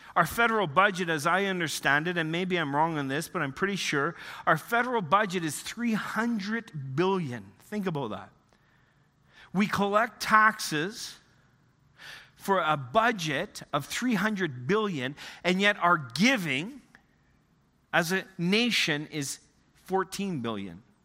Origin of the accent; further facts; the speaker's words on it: Northern Ontario, Canada; moved away; also born or lived in Western Canada; I grew up in the Canadian Shield, Northern Ontario